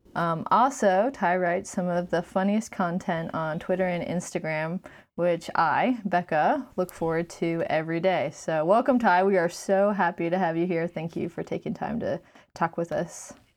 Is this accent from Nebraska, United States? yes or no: no; Glen Burnie, Maryland, United States; also born or lived in Virginia / Germany; Noelle and I were both born in Virginia, and then we moved to Germany. But then most of our lives, we grew up ten minutes outside of Baltimore